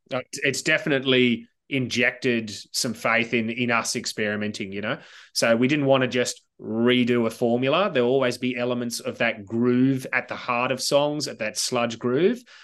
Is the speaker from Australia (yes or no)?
yes; Sydney, New South Wales, Australia; childhood memories about growing up in Southern Sydney